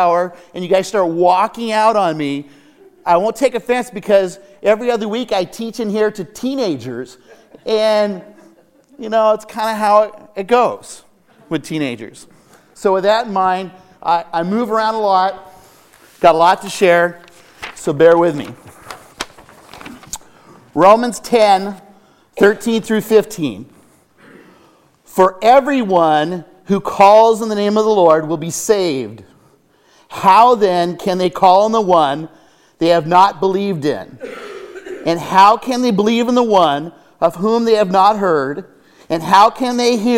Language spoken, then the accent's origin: English; Foxen Canyon, California, United States; I grew up in Fox and Canyon